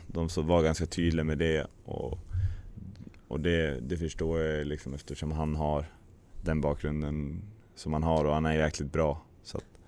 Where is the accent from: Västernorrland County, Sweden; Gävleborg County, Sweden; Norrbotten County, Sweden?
Gävleborg County, Sweden; near Brynäs; moved away; also born or lived in Hedesunda; Brynäs är alltid intressant eftersom det är liksom nära hem